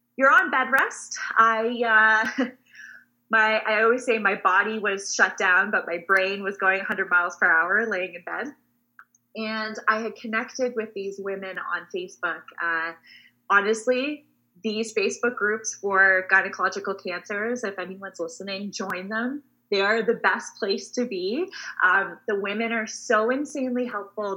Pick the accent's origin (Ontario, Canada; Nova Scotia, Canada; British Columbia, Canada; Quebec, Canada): Ontario, Canada; Waterloo; I am born and raised in a small town called Waterloo. Uh, we are about an hour outside of Toronto